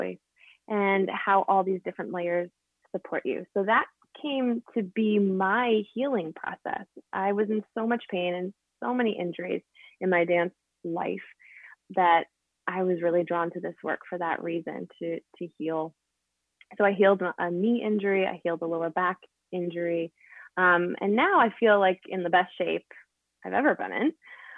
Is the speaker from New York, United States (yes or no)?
yes; Buffalo, New York, United States; born there; also born or lived in Baltimore; But originally, I was born years ago in Buffalo, New York. So holla, Western New York, but moved around a ton.